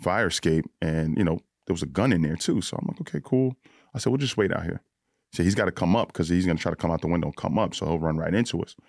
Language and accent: English; Yonkers, New York, United States; also born or lived in Bronx, New York; lived in the Bronx till I was about twelve, and then I moved to Yonkers